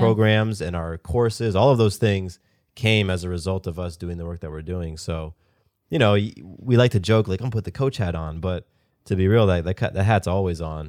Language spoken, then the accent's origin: English; the South, United States; I'm from the South. I live in Georgia.